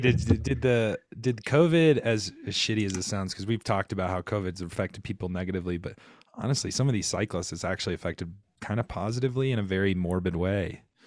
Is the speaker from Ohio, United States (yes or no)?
no; Rock Hill, South Carolina, United States; I'm from Rock Hill, South Carolina, born and bred